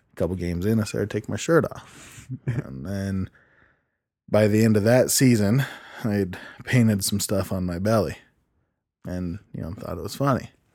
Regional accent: Idaho, United States; also born or lived in California / Utah / Cache Valley, Utah; I was raised in Idaho and Utah mainly with my mom.

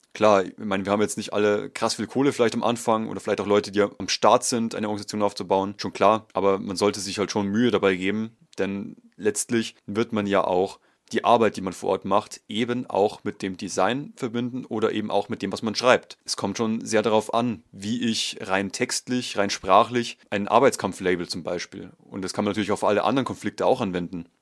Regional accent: Bavaria, Germany; bei uns in Bayern

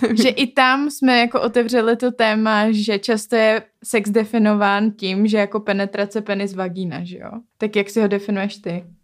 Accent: Czechia; z jaký země jsem, tak jsem řekla z České republiky

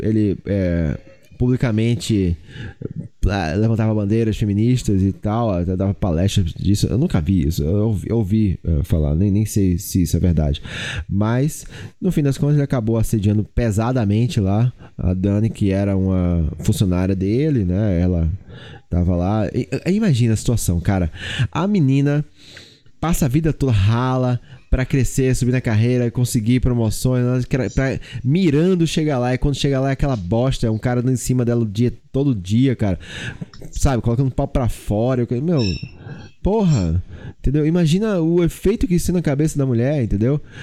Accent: Olinda, Pernambuco, Brazil; eu fui criado numa cultura muito machista. Muito, muito machista. Eu sou nordestino, eu sou de Olinda

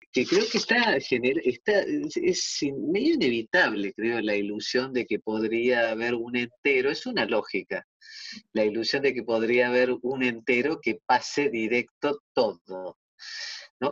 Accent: Argentina; somos argentinas

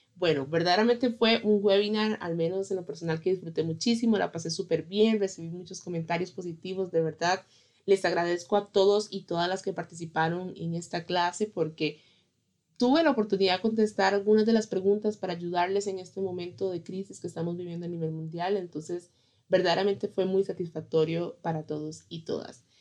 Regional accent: Costa Rica; en mi país, en Costa Rica

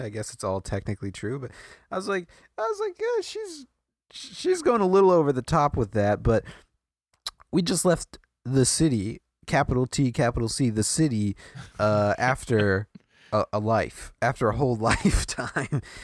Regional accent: Midwest, United States; moved away; also born or lived in Iowa; I grew up in the Midwest

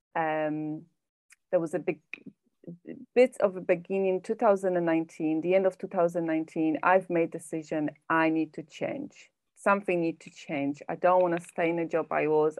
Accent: Poland; moved away as an adult; now in England, United Kingdom; i live in uk in England, but I'm originally from Poland. I've been living here for 19 years.

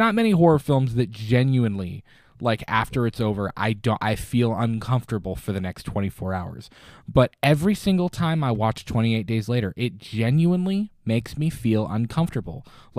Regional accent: Florida, United States; As a young kid, Jaws, because I am originally from Florida and I was at the beach all the time

